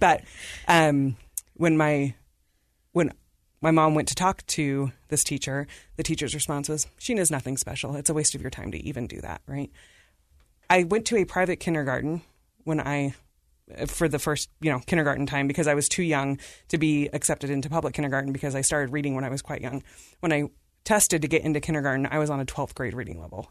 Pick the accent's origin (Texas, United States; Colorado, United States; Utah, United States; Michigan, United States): Utah, United States; Davis County; also born or lived in India / Salt Lake City, Utah; I've been at Davis County School Districts my whole public education